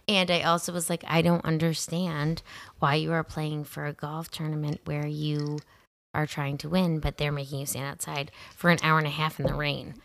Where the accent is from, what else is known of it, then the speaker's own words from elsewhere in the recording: Rochester, New York, United States; I'm from Rochester.